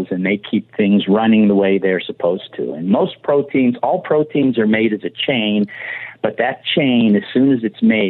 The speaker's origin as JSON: {"language": "English", "town": "Pittsburgh", "region": "Pennsylvania", "country": "United States", "tie": "born or raised there", "also_born_or_lived": "Ann Arbor, Michigan / St. Louis, Missouri", "moved": "as an adult", "lives_now": "Oakland, United States", "said": "I grew up in Pittsburgh, Pennsylvania, and went to public schools through high school in the city of Pittsburgh"}